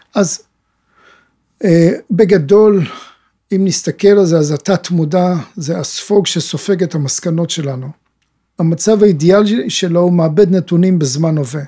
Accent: Ginosar, Northern District, Israel; גדלתי בבתי יתומים, אה, בבתי ילדים, בקיבוץ גינוסר

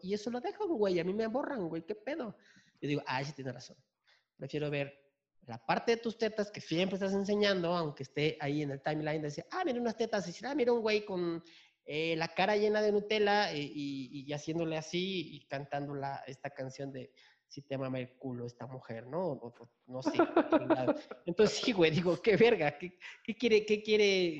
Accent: Chiapas, Mexico; now in Mexico City, Mexico; De Chiapas, pero pues ya vivo aquí en, en la ciudad. Ya llevo años aquí en la ciudad

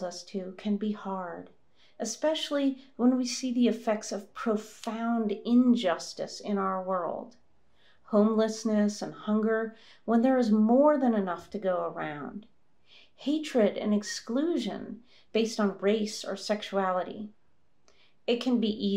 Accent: United States; moved away; my home country of the United States

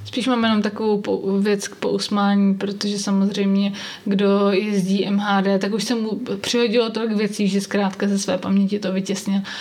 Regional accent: Brno, South Moravian Region, Czechia; u nás v Brně

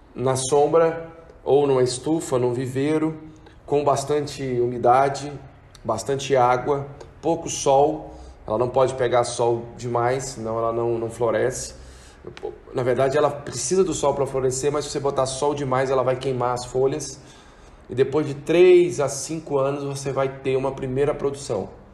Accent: Brazil; como brasileiro

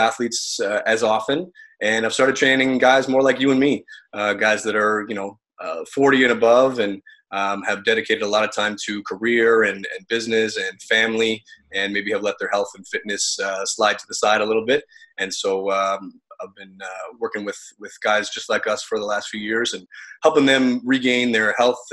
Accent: Ottawa, Ontario, Canada; also born or lived in Syracuse, United States; I was born and raised in Ottawa, Ontario, Canada, which is where I live today.

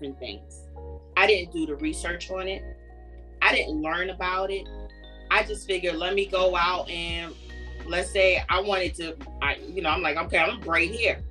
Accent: New York, United States; I grew up in New York

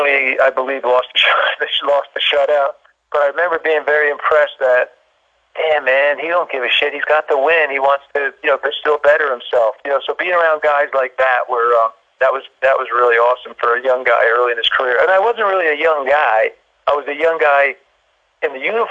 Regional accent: New Jersey, United States; growing up in New Jersey, you know, the Mets, the Yankees

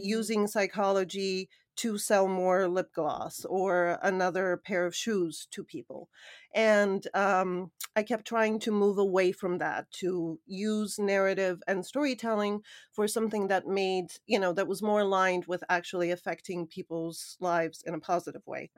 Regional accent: Hamilton, Ontario, Canada; moved away as an adult; also born or lived in Sofia, Bulgaria / New York; I grew up in Canada, moved to New York at, I believe it was around twenty-one

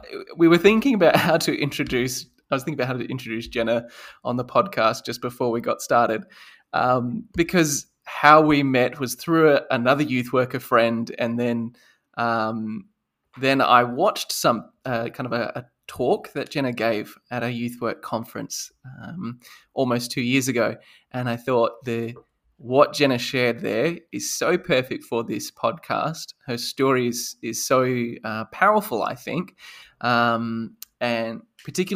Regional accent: Australia; also born or lived in Perth; I am Australian

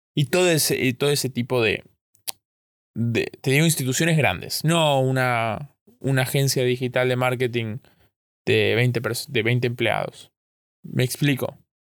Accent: Argentina; yo soy de Argentina

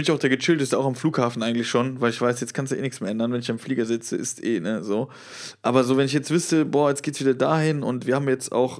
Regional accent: Westerwald, Rhineland-Palatinate, Germany; moved away; in Westerwald, wo ich herkomme

